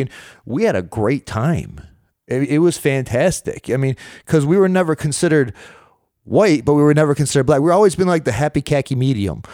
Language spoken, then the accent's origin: English; Rochester, New York, United States; I was born and raised in Rochester, New York